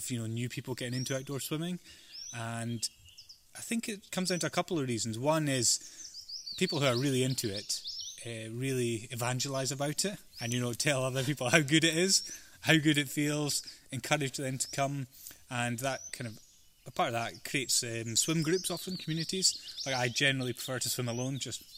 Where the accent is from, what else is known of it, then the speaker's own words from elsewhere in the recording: Inverness, Scotland, United Kingdom; also born or lived in Australia / Isle of Skye; I was born in Australia actually, but grew up in Scotland.